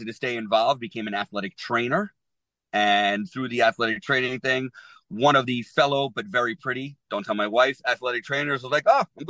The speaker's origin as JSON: {"language": "English", "town": "New York City", "region": "New York", "country": "United States", "tie": "born or raised there", "also_born_or_lived": "New Jersey", "said": "I'm a New Yorker born and bred."}